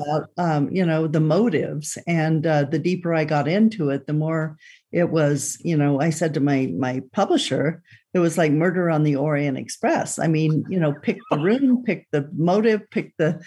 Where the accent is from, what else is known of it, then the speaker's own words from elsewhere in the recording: Boulder City, Nevada, United States; I grew up in Boulder City, Nevada, and the family home is still, my mother's still in the family home overlooking Lake Mead